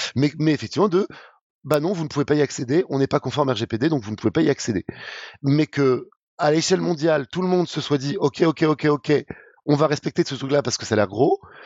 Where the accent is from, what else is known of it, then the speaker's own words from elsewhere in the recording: France; on n'est pas habitué en tant que Français